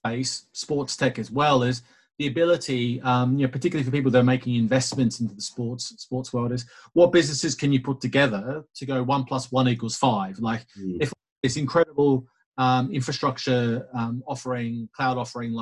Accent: Australia; being the Aussie that I am

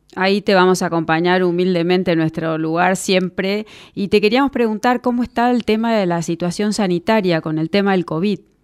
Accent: Argentina

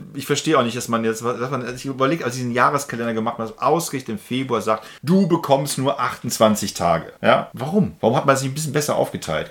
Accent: Germany; als Deutsche

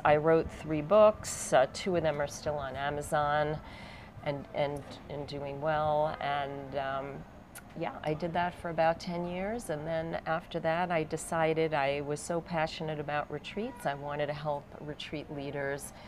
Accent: United States; moved away; I come from the States

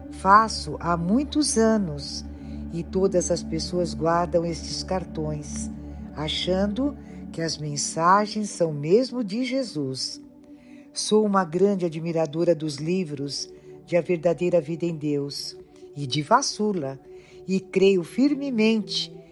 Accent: Portugal; tenho 84 anos, sou portuguesa

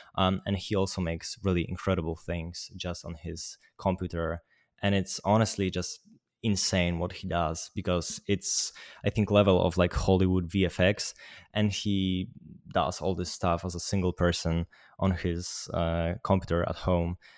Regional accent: Poland; I'm from Poland.

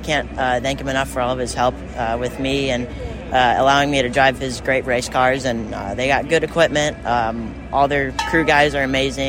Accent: Eden Prairie, Minnesota, United States; I'm from Eden Prairie, Minnesota.

